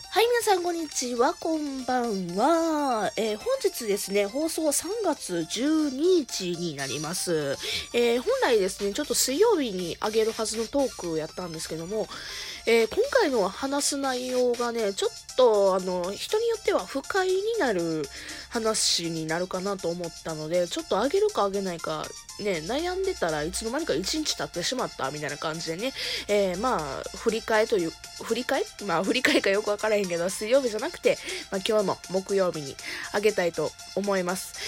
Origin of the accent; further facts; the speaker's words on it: Kansai, Japan; accent: Kansai dialect; 喋り方関西弁やからわかると思うんですけども、生まれも育ちも関西